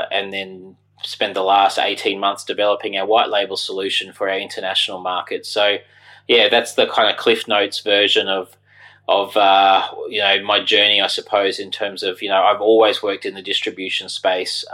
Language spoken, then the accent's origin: English; Brisbane, Queensland, Australia; moved away as an adult; also born or lived in London; I grew up in Brisbane in Australia, where I am now